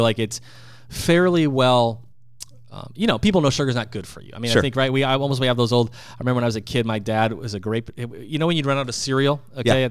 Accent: Midwest, United States; I'm from the Midwest

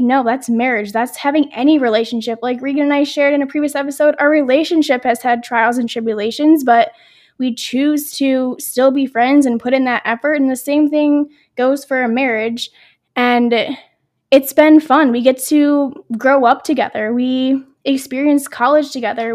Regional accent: New York, United States; moved away as an adult; now in Pennsylvania, United States; we're from New York, and how our school district was, was we would have a February break

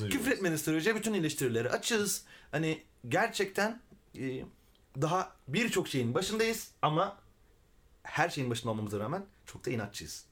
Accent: Milas, Muğla, Turkey; moved away as an adult; also born or lived in Fethiye; now in Izmir, Turkey; Milas'ta doğdum büyüdüm.

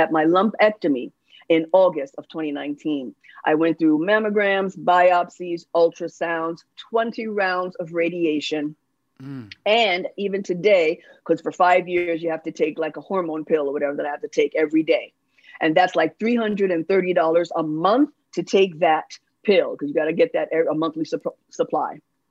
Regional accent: New York City, New York, United States; also born or lived in Los Angeles, California; now in Durham, United States; When I came to move here in North Carolina, I'm originally from the Bronx, the boogie down, lived in LA for a while, but I live in Durham, North Carolina now because of a family emergency. We had to move here.

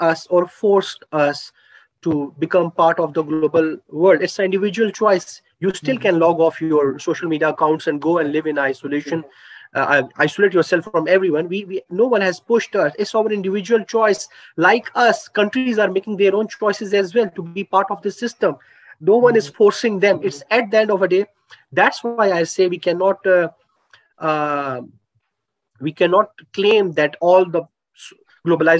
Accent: Pakistan; I'm from Pakistan. As a Pakistani citizen, I have my own socio-cultural traits

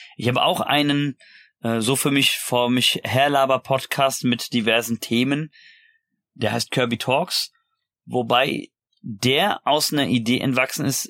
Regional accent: about 30 minutes by car from Darmstadt, Hesse, Germany; Oder Gude, wie man äh, so schön auch sagt, wo ich herkomme

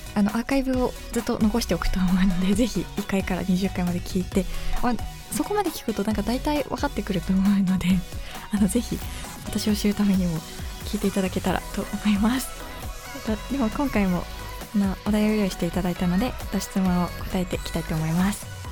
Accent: Yamagata, Japan; moved away; 私あの山形県出身なんですけど

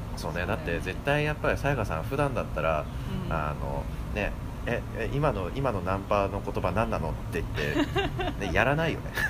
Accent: Orange County, California, United States; moved away as an adult; now in Hawaii, United States; 僕はその地元カリフォルニアでずっと育ってて

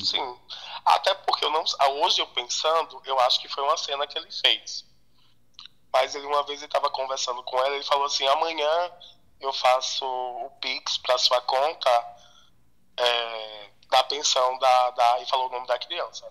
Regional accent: Alagoas, Brazil; moved away as an adult; now in São Paulo, Brazil; eu sou nordestino, né? Eu sou lá natural de Alagoas

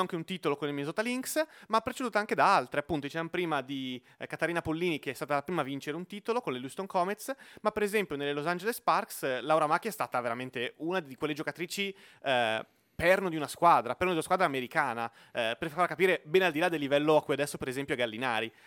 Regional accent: Lomazzo, Lombardy, Italy; io sono di Lomazzo, quindi vicino a Como

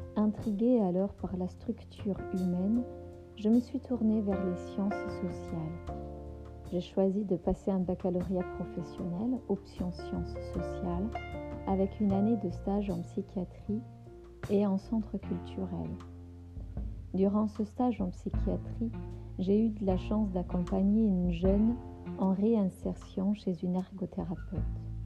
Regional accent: Berlin, Germany; moved away as an adult; also born or lived in Marseille, France; now in France; Mon parcours professionnel s'est interrompu lors de mon départ de Berlin, ma ville natale, pour la France

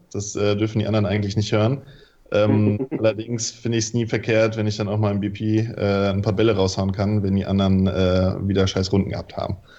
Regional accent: Mainz, Rhineland-Palatinate, Germany; also born or lived in Wilhelmshaven; ich komme aus Mainz, ähm, spiele bei den Mainzer Deadlicks

